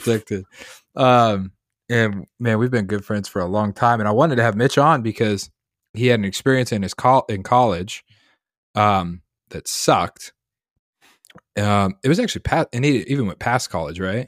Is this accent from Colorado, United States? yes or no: yes; Colorado, United States; now in Massachusetts, United States; I grew up in Colorado